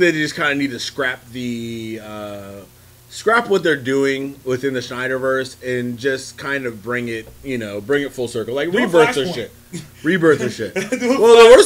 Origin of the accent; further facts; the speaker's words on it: San Francisco, California, United States; moved away; I got a birth certificate say San Francisco, California